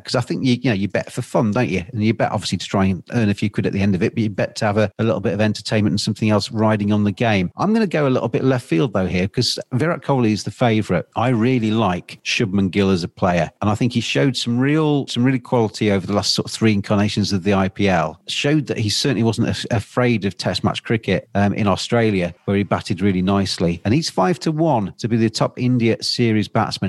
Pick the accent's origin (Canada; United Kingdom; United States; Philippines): United Kingdom; England; I'm English